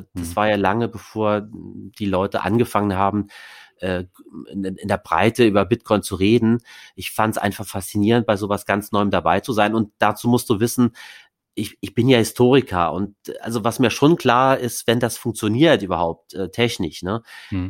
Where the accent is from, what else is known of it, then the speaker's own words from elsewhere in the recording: Saarland, Germany; now in Berlin, Germany; Das ist meine Heimat, das kleinste Bundesland